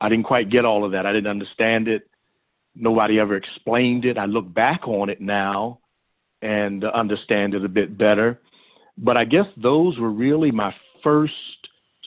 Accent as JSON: {"language": "English", "town": "Philadelphia", "region": "Pennsylvania", "country": "United States", "tie": "born or raised there", "said": "I'm from Philadelphia and West Philadelphia more specifically. Grew up a little tiny street there"}